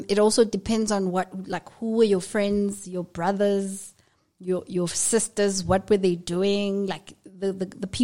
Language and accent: English; Soweto, Gauteng, South Africa; I grew up in Soweto